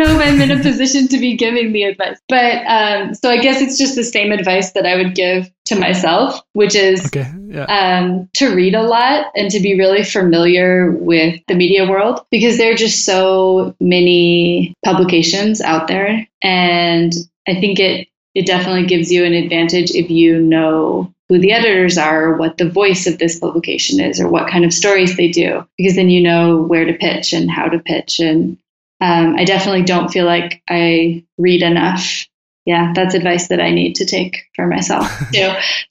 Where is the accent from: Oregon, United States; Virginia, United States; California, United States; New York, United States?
Oregon, United States; Portland; moved away as an adult; now in Mexico City, Mexico; I'm originally from Portland, Oregon, but for the last year, I've been living in Mexico City.